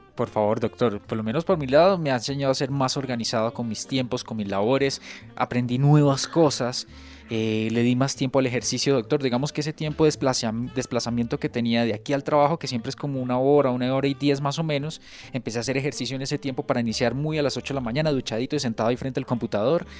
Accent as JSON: {"language": "Spanish", "region": "Santander", "country": "Colombia", "moved": "yes", "said": "Yo soy de Santander"}